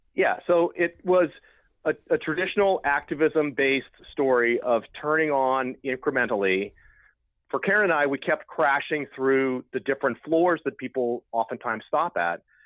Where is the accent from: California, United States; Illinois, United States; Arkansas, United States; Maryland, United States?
California, United States; Oakland; we're from Oakland, we spent a lot of time at Occupy Oakland